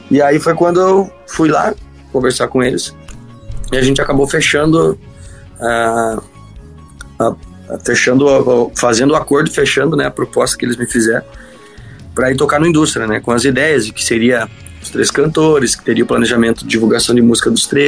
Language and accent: Portuguese; Santa Cecília, Santa Catarina, Brazil; Ah eu ia voltar para Santa Cecília, minha cidade natal, e ia ficar lá, ia estudar.